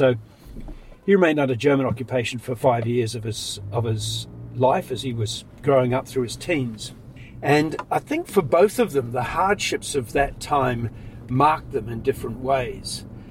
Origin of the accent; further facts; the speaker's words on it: Sri Lanka; I was born in Sri Lanka. I was born in the hill country.